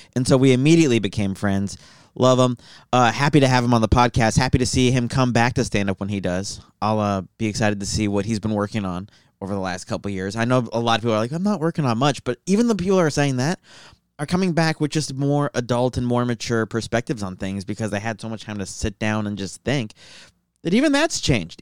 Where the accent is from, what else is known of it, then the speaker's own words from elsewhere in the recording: Tucson, Arizona, United States; I'm just from Tucson.